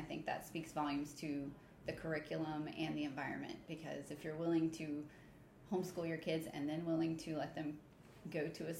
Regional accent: Duval County, Florida, United States; I grew up in Duval County

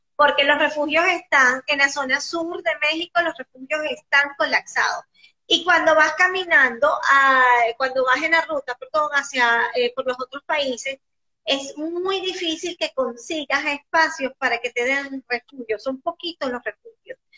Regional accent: Venezuela; nosotros los venezolanos somos como muy inocentes

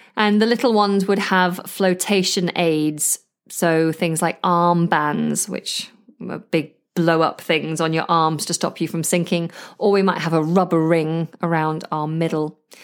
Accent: the north of England, United Kingdom; accent: northern; because I'm northern

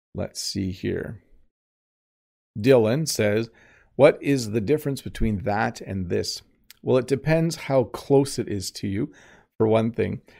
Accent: Canada; accent: Canadian; first language English; I'm Canadian

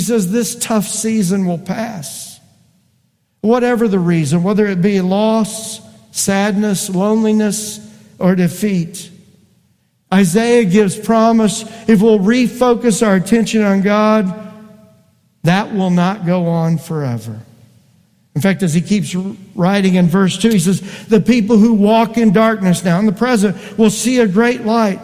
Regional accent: Indiana, United States; I grew up in Indiana.

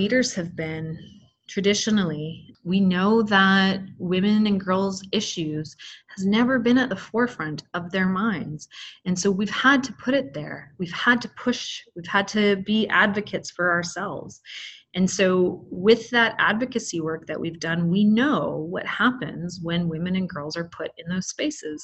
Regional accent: Canada; I was born in Canada

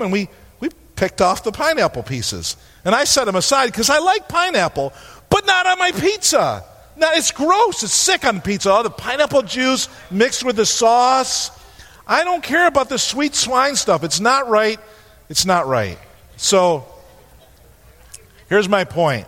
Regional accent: New York, United States; We're from New York

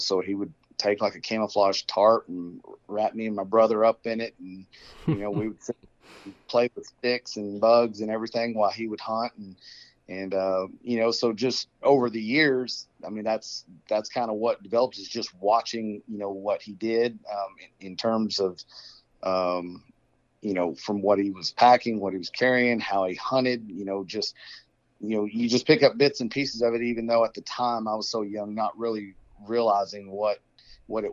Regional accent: McKinney, Texas, United States; also born or lived in Lubbock, Texas; I grew up in McKinney, born and raised there. You know, for anybody that doesn't know, it's just about 30 miles north of Dallas in Texas, North Texas.

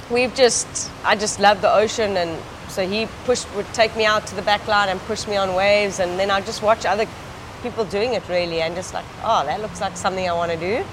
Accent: Eastern Cape, South Africa; rode for Eastern Province, my province at that time

